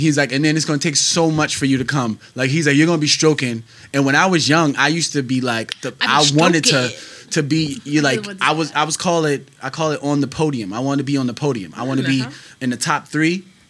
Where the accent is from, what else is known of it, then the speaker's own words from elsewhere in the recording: United States; So with the I'm just American black, so it's just fried chicken.